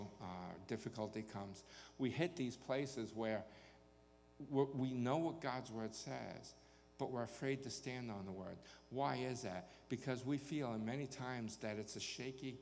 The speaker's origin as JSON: {"language": "English", "region": "New York", "country": "United States", "tie": "born or raised there", "moved": "yes", "lives_now": "Texas, United States", "said": "I certainly was born in the wrong place when I was born in New York. I belonged here in Texas"}